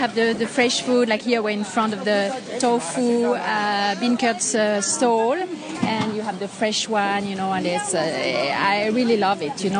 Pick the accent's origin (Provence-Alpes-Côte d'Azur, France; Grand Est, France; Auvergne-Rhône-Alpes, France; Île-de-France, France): Auvergne-Rhône-Alpes, France; a town close to Vienne; moved away as an adult; now in Hong Kong; I'm not from Paris. I'm from a town, you know, close to Vienne.